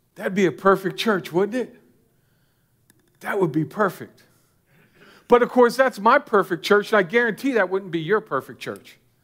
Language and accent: English; United States; As an American Christian